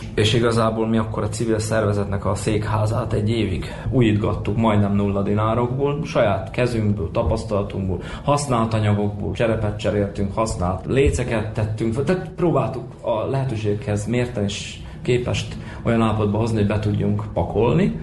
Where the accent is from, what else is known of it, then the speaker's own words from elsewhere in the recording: Moravica, Vojvodina, Serbia; also born or lived in Horgoš / Subotica / Novi Sad; Ide születtem Moravicára, mondhatjuk így. Itt is nőttem fel.